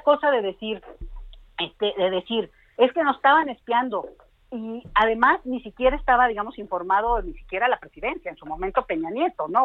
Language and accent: Spanish; Mexico; a nosotros como mexicanos